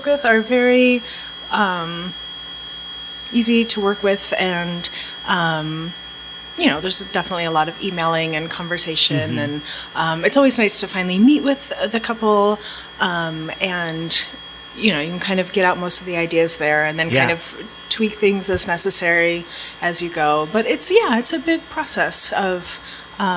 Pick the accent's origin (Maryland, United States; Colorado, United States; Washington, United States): Washington, United States; north of Seattle; moved away as an adult; now in New York City, United States; I grew up north of Seattle on the West Coast